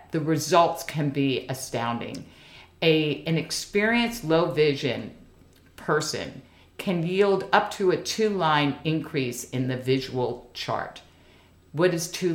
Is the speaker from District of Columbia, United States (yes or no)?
yes; Washington, District of Columbia, United States; a native Washingtonian, born and bred.